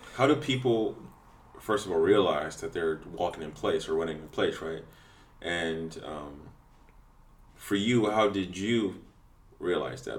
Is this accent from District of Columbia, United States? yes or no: yes; Washington, District of Columbia, United States; When I was growing up in DC